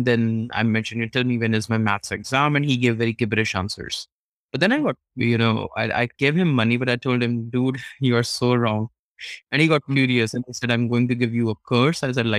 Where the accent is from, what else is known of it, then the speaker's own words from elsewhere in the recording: India; when I was pretty small, and especially when you're growing up in India, you come across these astrologers, horoscope readers who tell you